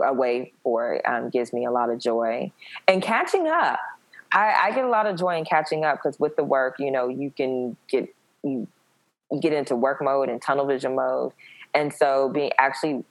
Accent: the South, United States; I'm from the South.

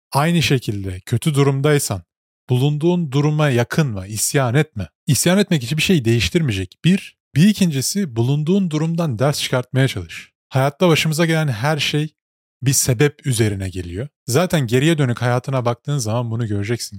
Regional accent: Turkey; moved away as an adult; now in Canada; Ben doğduğum kültürde işte Türk kültüründe doğdum, muhafazakar bir ailede büyüdüm.

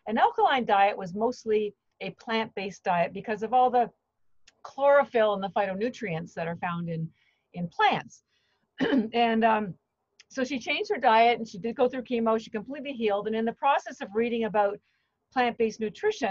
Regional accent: Canada; moved away as an adult; now in Boston, United States; I'm actually Canadian, but I've lived in Boston for the last 30 years

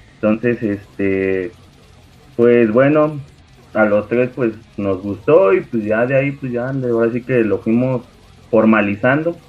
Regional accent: Tepeji del Río, Hidalgo, Mexico; de aquí de donde somos, de Tepejim

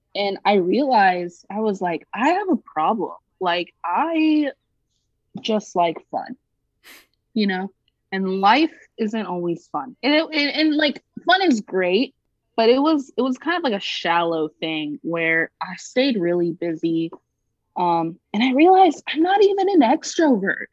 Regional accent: Greenville, South Carolina, United States; growing up in Greenville, South Carolina, mm-hmm. which is an upper middle class, predominantly white city

